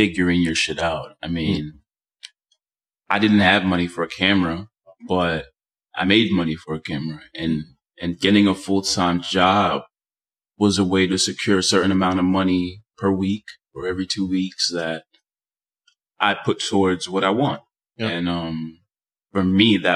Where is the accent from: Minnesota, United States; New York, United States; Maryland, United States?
New York, United States; New York City; also born or lived in Dominican Republic; I grew up in Washington Heights